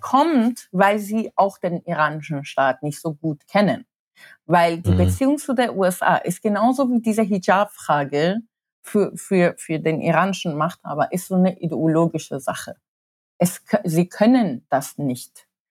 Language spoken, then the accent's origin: German; Tehran, Tehran Province, Iran; moved away; Ich bin während des, des Iran-Irak-Krieges geboren und in Teheran.